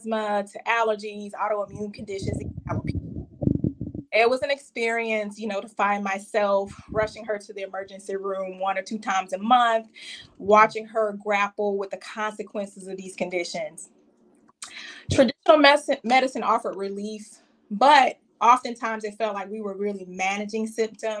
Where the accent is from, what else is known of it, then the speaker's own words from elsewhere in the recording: Savannah, Georgia, United States; I hail from Savannah, Georgia.